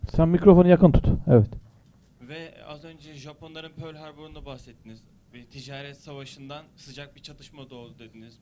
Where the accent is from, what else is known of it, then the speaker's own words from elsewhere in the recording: Turkey; biz Türkiye'de yaşayan Türkiye'ler olarak